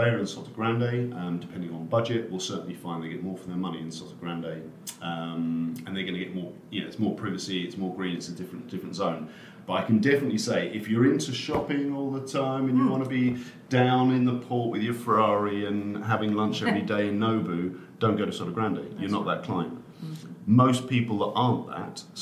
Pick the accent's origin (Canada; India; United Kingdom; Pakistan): United Kingdom; Norfolk, East of England; now in Spain; I'm from Norfolk, so I'm a country boy.